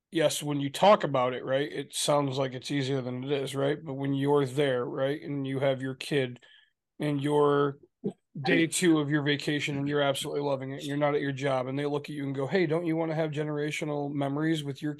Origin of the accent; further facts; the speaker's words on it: Michigan, United States; we're from Michigan